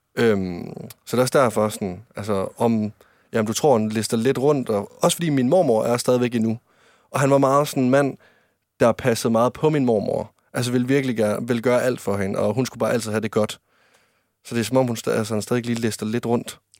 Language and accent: Danish; Varde, Southern Denmark, Denmark; moved away; der var jeg hjemme i Varde, der var jeg kommer fra, over i Vestjylland